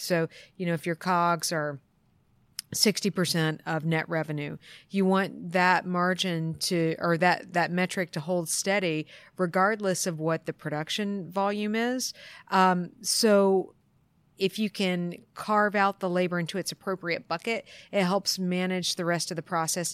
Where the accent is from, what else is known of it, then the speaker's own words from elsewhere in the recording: East Coast of the U.S., United States; moved away as an adult; now in Portland, United States; I grew up on the East Coast of the U.S. and um, moved to Portland 15 years ago